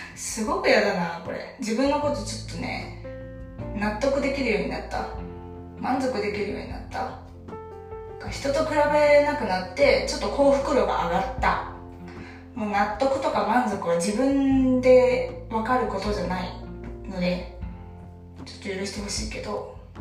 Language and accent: Japanese; Kansai, Japan; moved away as an adult; now in Kanto, Japan; 今私は関東に住んでいて関西 出身なんですけど社会人になってたのを機に関東に引っ越してきて